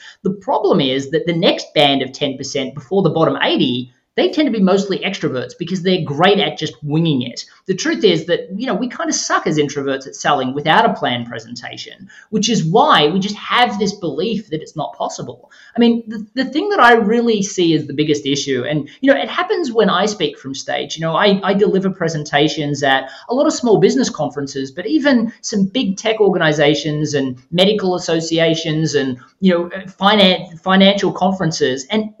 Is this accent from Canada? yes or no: no; Australia; you said that I was from Australia earlier. I mean, Australia closes down at Christmas time. I mean, it's summer and Christmas at the same time in Australia in December. And because of that, we close on the 20th of December